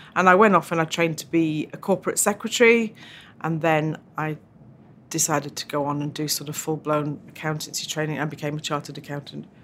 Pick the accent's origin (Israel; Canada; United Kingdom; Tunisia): United Kingdom; Yorkshire and the Humber; also born or lived in Tyrone, Northern Ireland; Grew up in Yorkshire in, uh, a little Irish diaspora bubble in South Yorkshire.